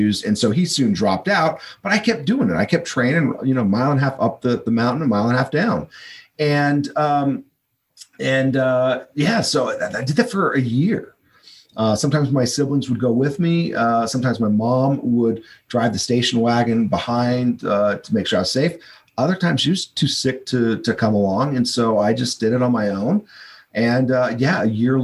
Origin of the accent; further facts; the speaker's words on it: Hawaii, United States; I lived in Hawaii. I was born in Hawaii.